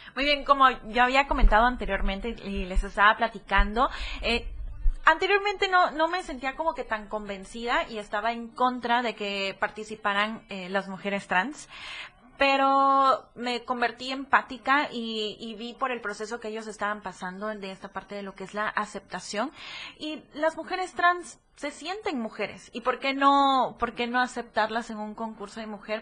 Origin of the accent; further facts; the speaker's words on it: Tapachula, Chiapas, Mexico; moved away as an adult; also born or lived in Tuxtla Gutiérrez; now in Puebla, Mexico; yo nací en Tuxtla Gutiérrez, mi, mi papá y toda su familia es de aquí de Tuxtla, mi mamá es de Tapachula